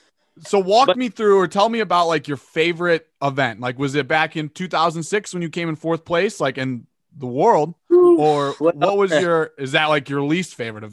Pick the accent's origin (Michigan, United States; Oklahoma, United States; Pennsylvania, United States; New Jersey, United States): Michigan, United States; I'm from Michigan, so there's like not a ton of events here.